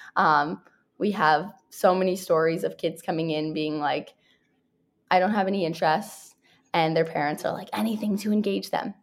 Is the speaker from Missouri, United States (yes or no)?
no; New York City, New York, United States; moved away as an adult; now in San Francisco, United States; I grew up in New York City and my mom's from Canada